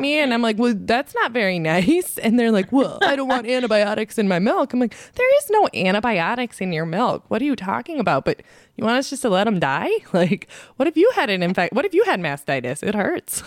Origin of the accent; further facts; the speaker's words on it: South Dakota, United States; moved away; when I grew up in South Dakota